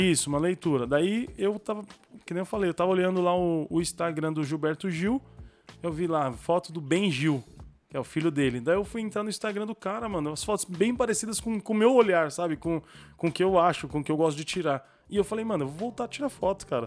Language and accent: Portuguese; Brazil; Eu sou, eu sou brasileiro